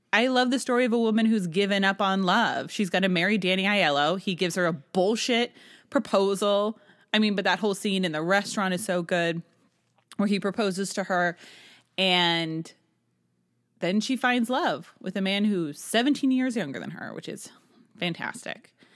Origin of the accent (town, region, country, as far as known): Manchester, New Hampshire, United States; born or raised there